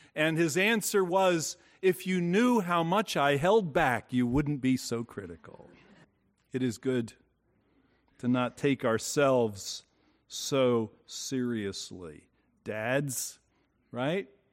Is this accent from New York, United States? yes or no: no; Bayonne, New Jersey, United States; We lived in a four-story row house as I grew up in Bayonne, New Jersey